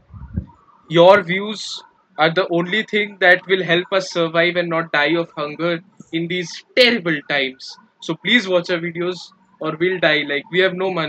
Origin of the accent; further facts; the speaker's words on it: India; I'm Indian